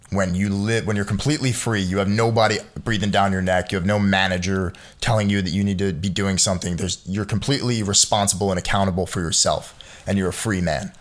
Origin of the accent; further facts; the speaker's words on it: United States; as an American